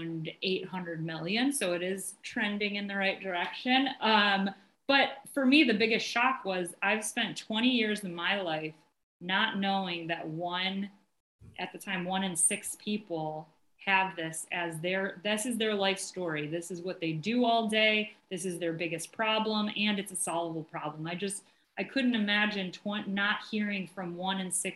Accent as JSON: {"language": "English", "town": "Cleveland", "region": "Ohio", "country": "United States", "also_born_or_lived": "Melbourne, Australia", "said": "I'm from Cleveland, Ohio"}